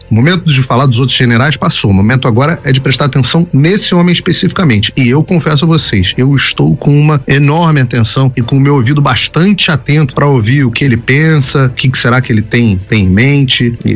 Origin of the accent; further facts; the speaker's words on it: Rio de Janeiro, Brazil; Isso aí, pô, fevereiro eu sou carioca, vambora, galera.